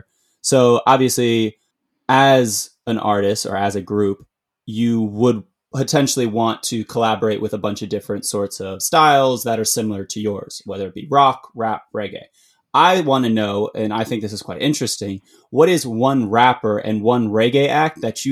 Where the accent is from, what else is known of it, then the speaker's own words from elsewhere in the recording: Arlington, Virginia, United States; I'm originally from Arlington, Virginia